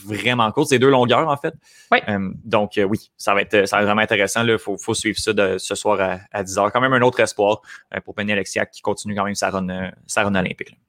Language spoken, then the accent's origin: French; Canada; on est Canadien aussi